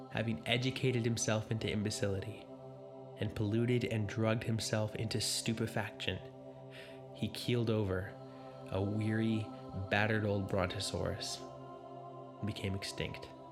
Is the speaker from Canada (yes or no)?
yes; Canada; I'm a Canadian myself